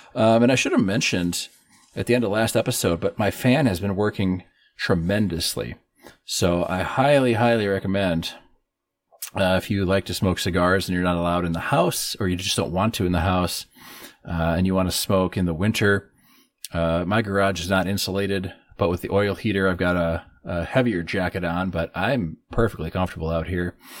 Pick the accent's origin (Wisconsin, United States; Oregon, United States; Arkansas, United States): Wisconsin, United States; northern; my hometown in northern Wisconsin